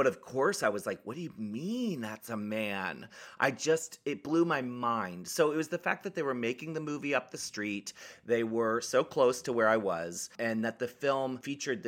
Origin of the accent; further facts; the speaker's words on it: Annapolis, Maryland, United States; moved away as an adult; also born or lived in San Francisco; I came from Maryland, actually. I grew up in Maryland